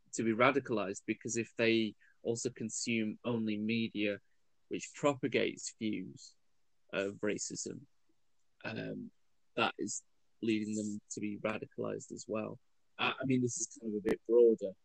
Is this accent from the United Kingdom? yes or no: yes; United Kingdom; I was born here. Mum was born here